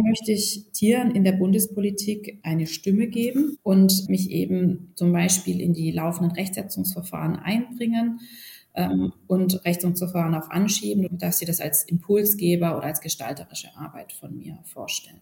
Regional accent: Baden-Württemberg, Germany; moved away as an adult; now in Berlin, Germany; Ich komme originär aus Baden-Württemberg

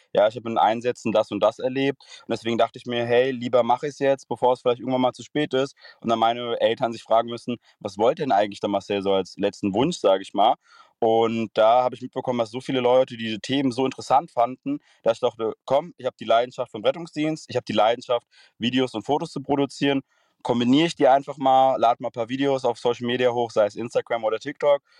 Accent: Frankfurt area, Hesse, Germany; Ich komme aus dem Raum Frankfurt

